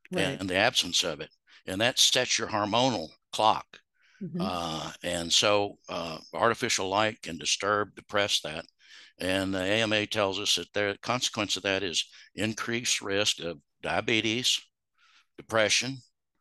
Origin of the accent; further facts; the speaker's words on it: Little Rock, Arkansas, United States; I'm born and raised Arkansan.